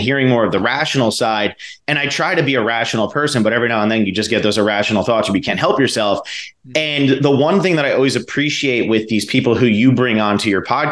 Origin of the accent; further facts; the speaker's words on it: New Jersey, United States; moved away as an adult; also born or lived in Miami, Florida; when I was a kid, I grew up in New Jersey